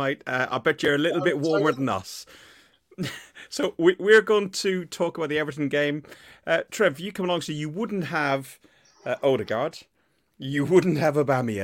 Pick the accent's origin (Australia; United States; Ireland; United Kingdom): Ireland; as an Irishman